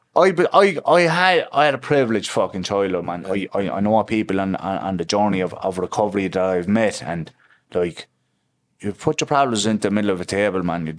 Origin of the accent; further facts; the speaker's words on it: Limerick, Munster, Ireland; So I'm from Limerick City. I'm from the past side of Limerick City, actually.